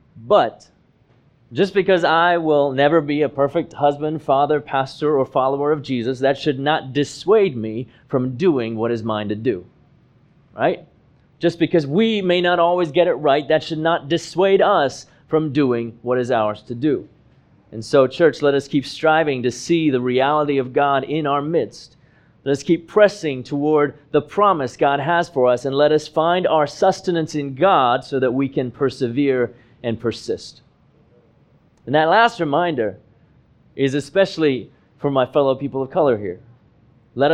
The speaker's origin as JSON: {"language": "English", "country": "Hong Kong", "tie": "born or raised there", "moved": "as an adult", "lives_now": "United States", "said": "race mattered was when I arrived in the United States in 2006 at the age of 23. See, I was born and I grew up in Hong Kong, where the population is over 90% Han Chinese."}